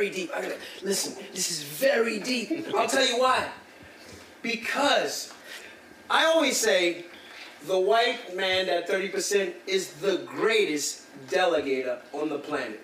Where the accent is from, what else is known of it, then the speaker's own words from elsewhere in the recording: Newark, New Jersey, United States; I'm from Newark, New Jersey.